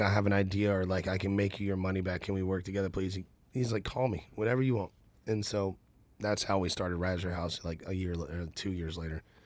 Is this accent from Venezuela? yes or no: no; Nashville, Tennessee, United States; I'm from Nashville, and, and my other family's from Birmingham